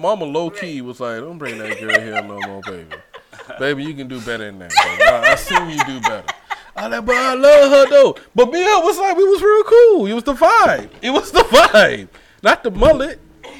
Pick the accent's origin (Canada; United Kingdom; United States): United States; Brunswick, Georgia; I was from Brunswick, Georgia